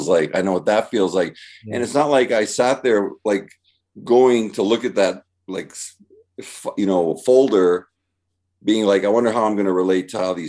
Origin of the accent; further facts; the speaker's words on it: Canada; I'm from Canada